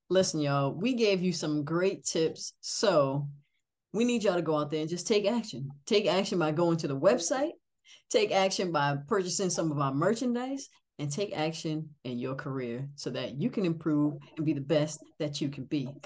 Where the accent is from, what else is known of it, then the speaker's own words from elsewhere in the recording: New England, United States; I'm from New England, but I don't have a New England accent. I never have.